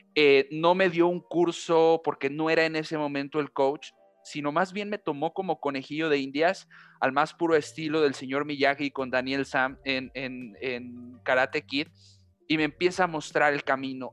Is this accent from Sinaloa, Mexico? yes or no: no; Xalapa, Veracruz, Mexico; moved away as an adult; also born or lived in Pachuca, Hidalgo; now in Hidalgo, Mexico; yo nací en la ciudad de Pachuca, Hidalgo, al centro eh, del país, al centro muy cerca de la Ciudad de México. Eh, desde muy pequeño, a los siete años, eh, por cuestiones familiares, tuvimos que irnos al estado de Veracruz. Viví también en, la capital este, veracruzana, en Jalapa. Estuve por allá 20 años